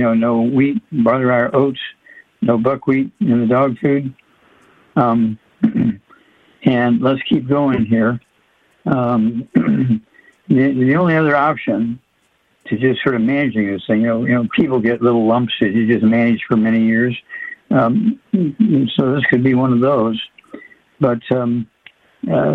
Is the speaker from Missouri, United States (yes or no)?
yes; Missouri, United States; my home state, Missouri.